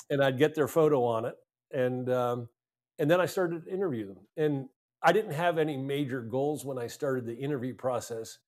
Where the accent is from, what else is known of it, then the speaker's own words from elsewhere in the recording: Altoona, Pennsylvania, United States; I grew up in a small town in Pennsylvania, a place called Altoona